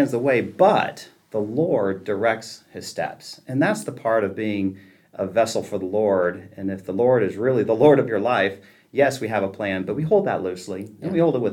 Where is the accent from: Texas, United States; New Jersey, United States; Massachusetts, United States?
Texas, United States; Houston; moved away as an adult; now in Oklahoma City, United States; growing up in Houston